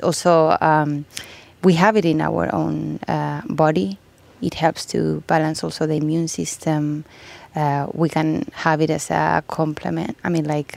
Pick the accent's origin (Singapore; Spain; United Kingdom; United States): Spain; now in Finland; I'm from Spain